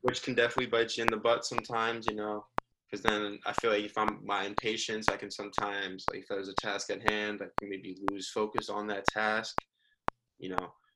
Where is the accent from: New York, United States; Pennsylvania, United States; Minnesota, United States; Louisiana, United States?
New York, United States; Sleepy Hollow; also born or lived in Miami; I'm from Sleepy Hollow, New York